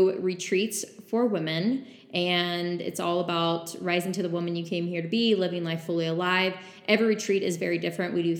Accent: New Braunfels, Texas, United States; the New Braunfels surrounding area, that's my hometown

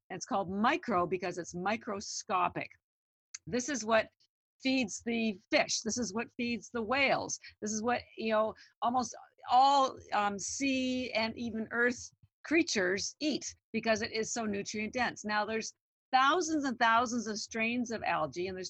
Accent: Canada; I'm Canadian. Yeah. I'm just a little girl from Canada

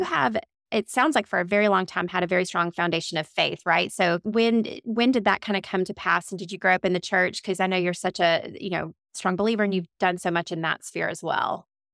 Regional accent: Montgomery, Alabama, United States; accent: twang; moved away; also born or lived in Warner Robins, Georgia; I was actually originally born and raised in Montgomery, Alabama, but my family is from Fort Valley, Georgia.

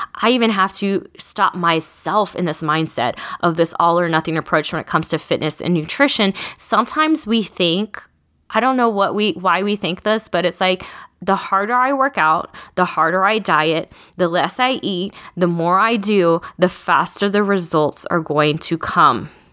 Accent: Texas, United States; I'm also from Texas

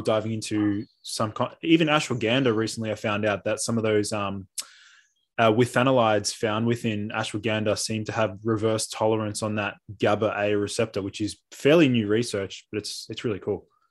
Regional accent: Melbourne, Victoria, Australia; I'm a naturopath from Melbourne.

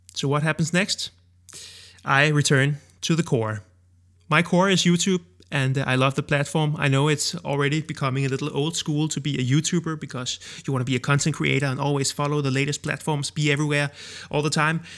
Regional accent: Denmark; accent: Danish; first language Danish; English is a second language; I created Danish ones in my own native language.

